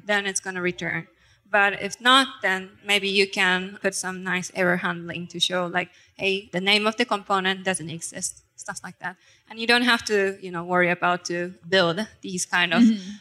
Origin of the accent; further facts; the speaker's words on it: Japan; now in Germany; I'm originally from Japan, but living in Germany.